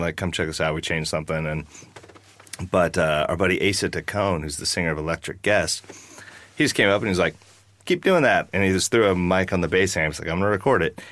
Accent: Wasilla, Alaska, United States; I've seen a lot of hard stuff growing up in Alaska

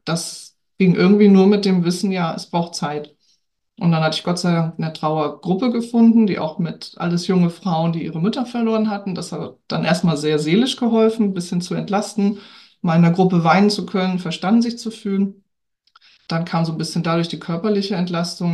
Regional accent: Hamburg, Germany; also born or lived in Lübeck; now in Norderstedt, Germany; Ich lebe und wohne in Norderstedt, geboren in Lübeck, in Hamburg aufgewachsen, also so ein kleines Dreiecks-Nordkind.

